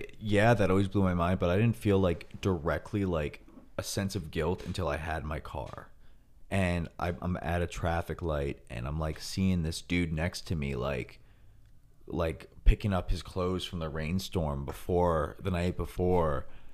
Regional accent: New York, United States; I didn't know how bad it was because we are from New York

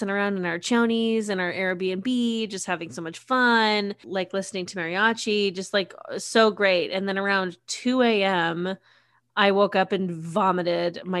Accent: United States; I'm American.

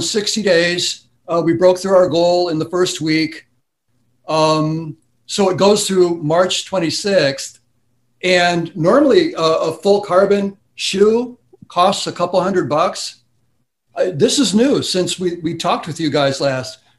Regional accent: Wisconsin, United States; You know, I'm from Wisconsin, so they

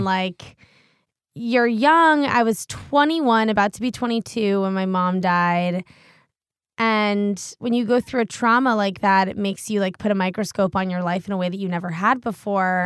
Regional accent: Washington, District of Columbia, United States; also born or lived in Connecticut; I grew up in Washington, D C, which is, like, the center of bro

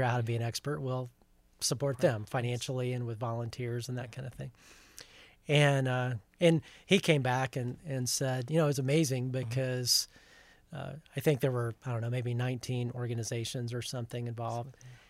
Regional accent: Huntsville, Alabama, United States; now in Plano, United States; I grew up in Huntsville, Alabama.

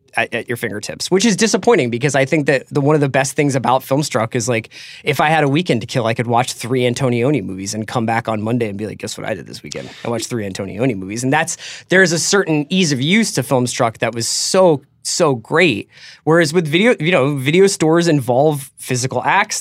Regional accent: United States; my father was British, and I grew up, and as an American

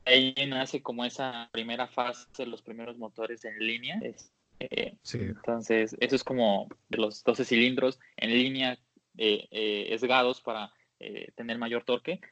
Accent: Jalisco, Mexico; soy de Jalisco

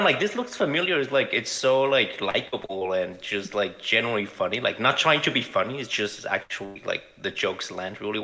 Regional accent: Guadalajara, Jalisco, Mexico; also born or lived in Chicago; now in Los Angeles, United States; I grew up in Mexico. I'm from Guadalajara.

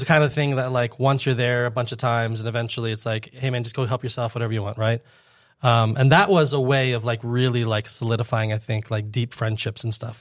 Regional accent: Fort Lauderdale, Florida, United States; I grew up in Fort Lauderdale

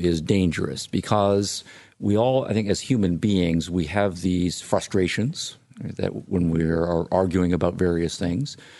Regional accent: Illinois, United States; my home state of Illinois

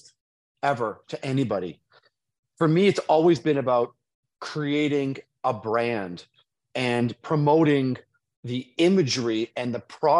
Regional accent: Toronto, Ontario, Canada; my hometown of Toronto

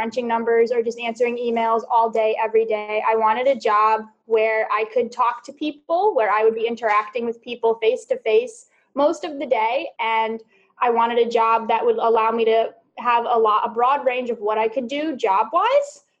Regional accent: Stratford, Connecticut, United States; I grew up in Connecticut. I born, raised, still live in Stratford, Connecticut

